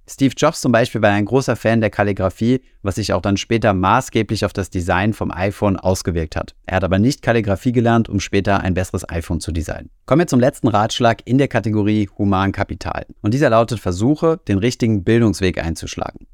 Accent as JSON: {"language": "German", "region": "Saarland", "country": "Germany", "said": "Da wo ich herkomme, aus dem Saarland"}